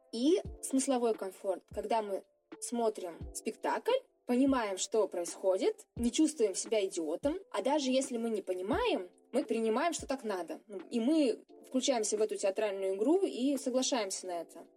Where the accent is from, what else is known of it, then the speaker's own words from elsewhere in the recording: Siberia, Russia; Сибирячка, провинциалка